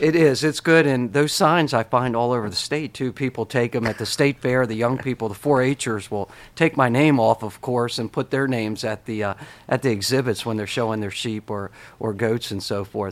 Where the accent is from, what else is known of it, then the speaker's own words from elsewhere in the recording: Harford County, Maryland, United States; Republicans I grew up with in Harford County were rural Republicans